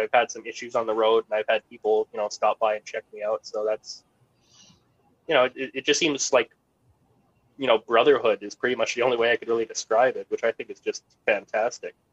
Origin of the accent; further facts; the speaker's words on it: Canada; me being Canadian, I have a bit more of a grasp on the Canadian market